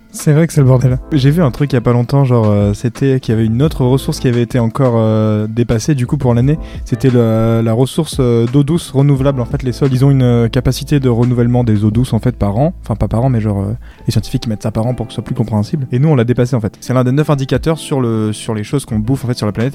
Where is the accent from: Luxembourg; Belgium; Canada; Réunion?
Réunion; j'ai 20 ans et je viens de La Réunion.